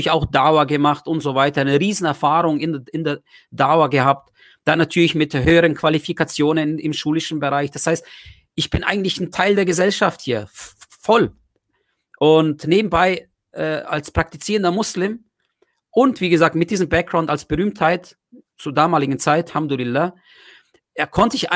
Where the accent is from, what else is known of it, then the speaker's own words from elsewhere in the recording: Germany; Ich habe einfach meine ganzen Erfahrungen, die ich hatte, äh, äh, aufgewachsen in Deutschland